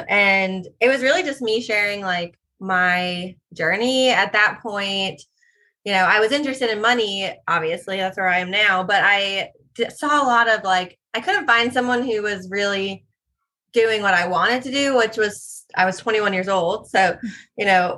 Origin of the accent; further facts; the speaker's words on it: New York, United States; moved away as an adult; now in South Carolina, United States; I'm born and raised in New York and then went to school down here